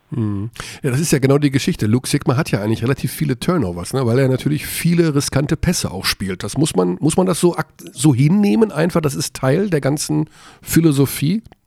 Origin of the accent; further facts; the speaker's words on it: Hagen, North Rhine-Westphalia, Germany; ich bin Hagener. Also ich darf, gegen meine Heimatstadt darf ich ruhig hetzen